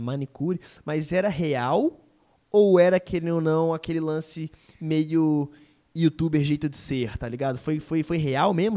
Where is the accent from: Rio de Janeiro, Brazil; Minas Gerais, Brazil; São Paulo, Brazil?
Minas Gerais, Brazil; Belo Horizonte area; now in Belo Horizonte, Brazil; estar tá em BH é, facilita muito isso, porque eu tô perto da galera de, é, de onde eu vim